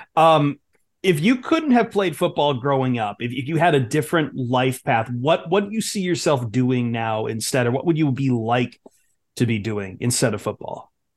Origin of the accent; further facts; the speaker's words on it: Toledo, Ohio, United States; I'm from Toledo